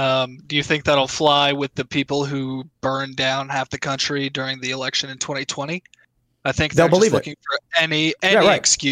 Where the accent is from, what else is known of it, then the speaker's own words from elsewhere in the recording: Boise, Idaho, United States; So real quick, Seamus, I'm from the American state of potatoes.